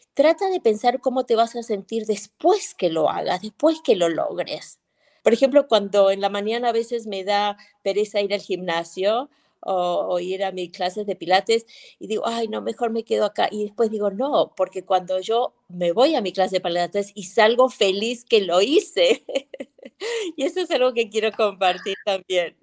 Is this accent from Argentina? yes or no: yes; Argentina; moved away as an adult; also born or lived in Los Angeles, United States / Venezuela; now in Madrid, Spain; Argentina es mi origen, es, digo que soy argentina, pero viví en Los Ángeles 30 y, me fui a los 22 y viví 36 años en Los Ángeles.